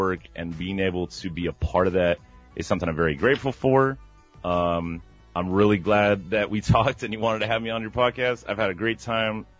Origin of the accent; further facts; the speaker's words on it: Miami, Florida, United States; moved away; I'm from Miami originally, Miami, Florida